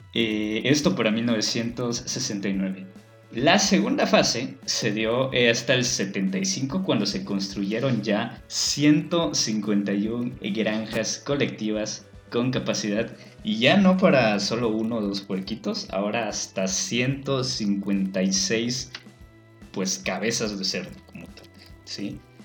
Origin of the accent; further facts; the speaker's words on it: Yucatán, Mexico; en nuestra doble moral como yucatecos